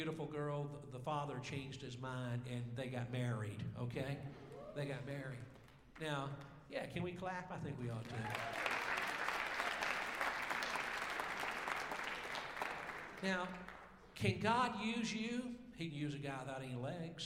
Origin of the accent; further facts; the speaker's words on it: Georgia, United States; I'm actually from Georgia.